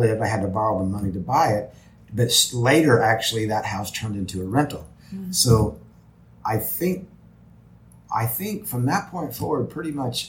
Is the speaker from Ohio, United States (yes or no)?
no; Springfield, Missouri, United States; my hometown, Springfield, Missouri, which is known for cashew chicken.